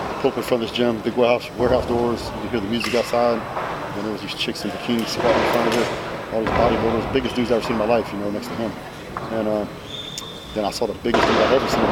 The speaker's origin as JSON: {"language": "English", "region": "West Texas", "country": "United States", "tie": "born or raised there", "said": "I grew up in West Texas. Our town had two stoplights."}